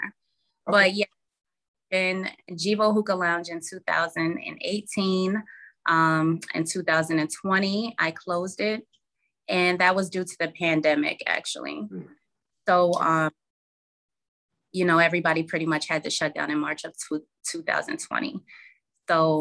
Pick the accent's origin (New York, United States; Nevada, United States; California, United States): New York, United States; Albany; moved away as an adult; now in Charlotte, United States; born and raised in Albany, New York, never left until last year.